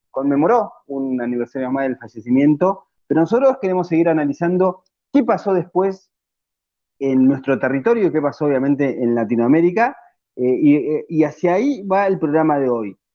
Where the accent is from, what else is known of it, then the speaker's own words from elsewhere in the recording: Argentina; nuestra historia como pueblo argentino